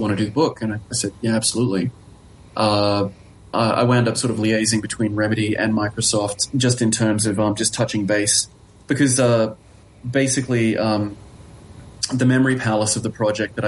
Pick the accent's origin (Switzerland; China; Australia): Australia; moved away; also born or lived in Helsinki; I'm from Australia